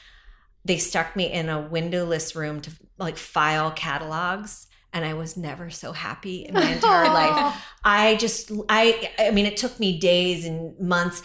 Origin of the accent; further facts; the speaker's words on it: Western Pennsylvania, United States; moved away as an adult; now in New York City, United States; I am from Western Pennsylvania